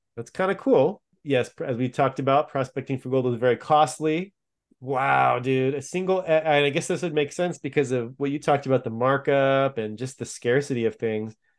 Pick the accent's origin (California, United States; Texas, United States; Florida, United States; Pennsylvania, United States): California, United States; I grew up in California